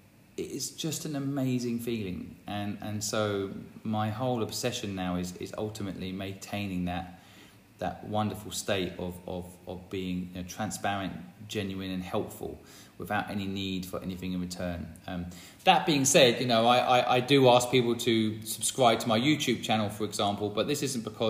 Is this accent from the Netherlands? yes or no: no; England, United Kingdom; It made me not like the English. I'm English and I watched that movie and I'm like, bloody English.